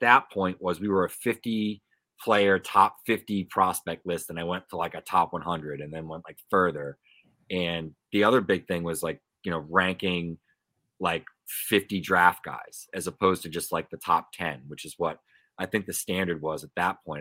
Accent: Pawtucket, Rhode Island, United States; I grew up around the Pawtucket Red Sox

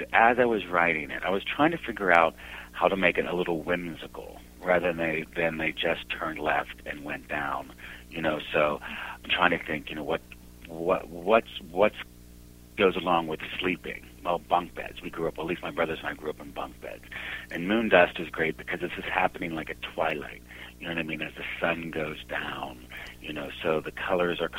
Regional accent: Sparta, Peloponnese, Greece; we are from Sparta, Greece

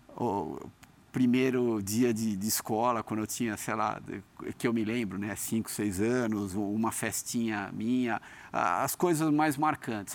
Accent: Brazil; now in United States; Eu nasci no Brasil. Eu sou brasileiro.

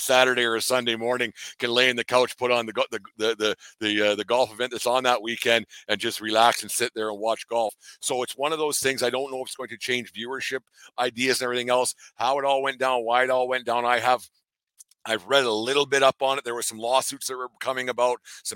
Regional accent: Canada; I'm just a Canadian guy down in my basement

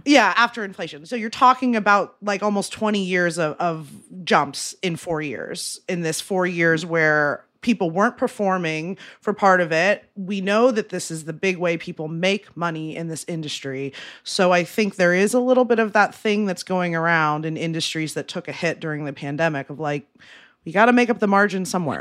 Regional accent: Ohio, United States; moved away; I'm from Ohio

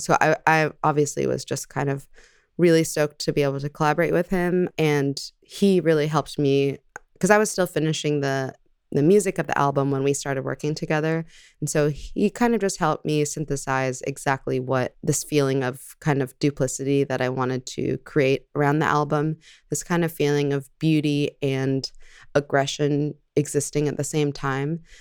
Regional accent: El Segundo, California, United States; I grew up in El Segundo, California, which is, like, a very Caucasian neighborhood in Los Angeles

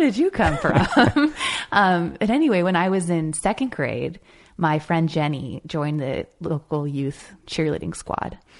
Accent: Marin County, California, United States; moved away as an adult; also born or lived in Chicago / New York / Los Angeles; being a teenager growing up in Marin County, California, and I lived, you know, in the same house, in the same town for eighteen years

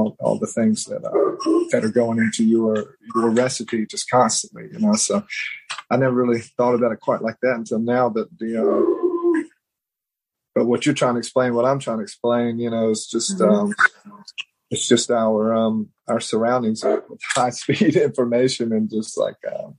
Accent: Mississippi, United States; I'm from South Mississippi and I grew up listening to gangster rap and country music

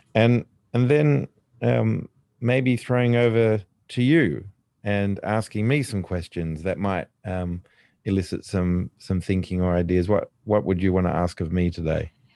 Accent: Australia; me, being Australian

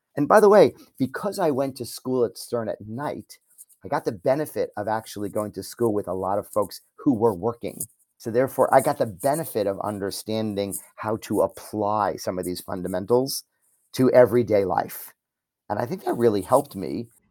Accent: New York, United States; I'm a New Yorker

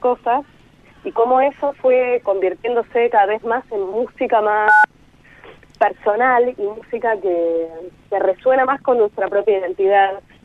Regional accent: Buenos Aires, Argentina; personas que vivimos casi toda la vida o, gran parte del tiempo en Buenos Aires

